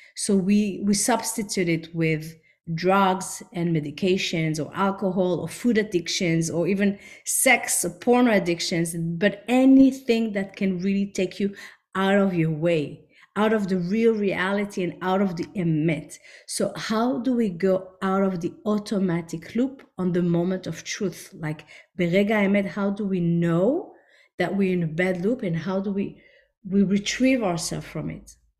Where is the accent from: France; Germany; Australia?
France; also born or lived in Israel / New York; now in Miami, United States; I grew up in France, then we moved to Israel